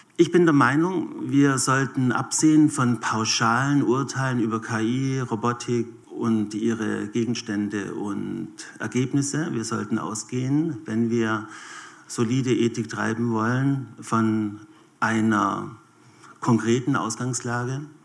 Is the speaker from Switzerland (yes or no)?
yes; Switzerland; bei uns in der Schweiz